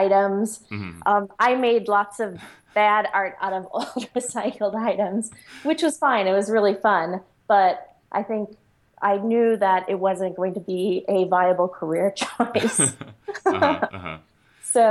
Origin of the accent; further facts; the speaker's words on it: Chicago, Illinois, United States; I grew up in Chicago in the inner city and went to public school